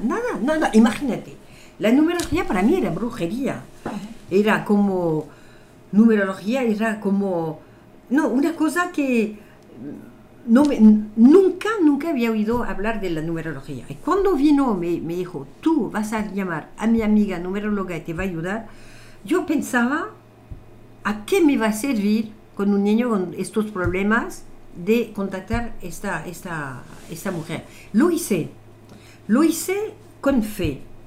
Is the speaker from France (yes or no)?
yes; France; Spanish is a second language; moved away as an adult; also born or lived in Italy / Africa / Latin America; now in Spain; yo nací en Francia durante la guerra. Eh, viví toda mi adolescencia en Francia